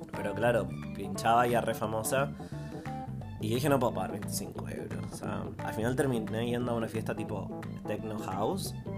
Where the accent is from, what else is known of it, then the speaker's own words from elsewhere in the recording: Chile; yo de Chile